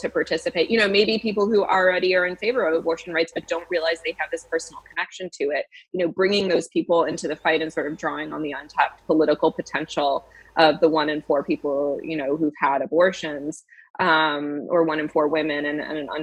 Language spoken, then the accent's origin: English; Massachusetts, United States; my home state of Massachusetts